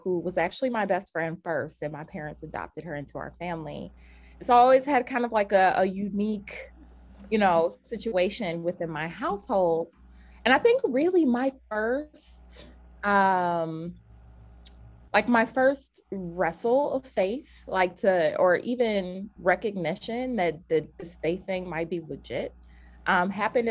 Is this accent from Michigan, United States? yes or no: no; Cleveland, Ohio, United States; now in Minnesota, United States; I was born and raised in Cleveland, Ohio.